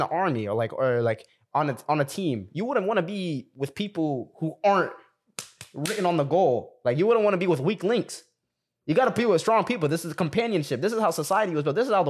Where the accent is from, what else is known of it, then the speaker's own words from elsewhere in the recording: Sudan; Let's talk about like, and we're all from Sudan. We're all from Sudan, right?